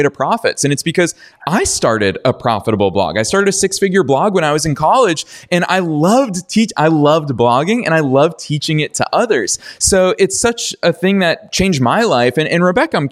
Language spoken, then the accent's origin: English; Massachusetts, United States; my home state of Massachusetts